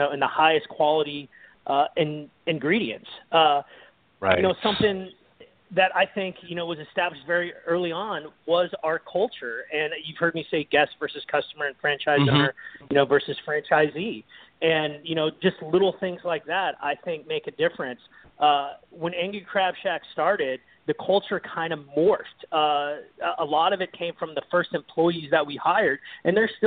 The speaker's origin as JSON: {"language": "English", "town": "Kansas City", "country": "United States", "tie": "born or raised there", "moved": "yes", "said": "my hometown of Kansas City"}